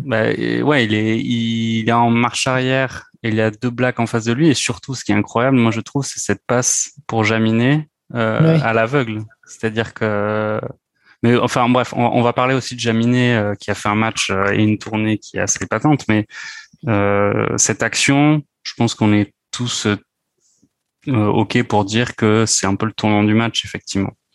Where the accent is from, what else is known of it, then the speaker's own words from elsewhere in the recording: France; nous en tant que Français